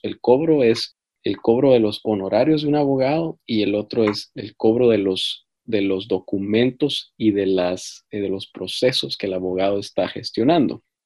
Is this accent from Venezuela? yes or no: no; Guatemala; now in United States; yo en mi país, en Guatemala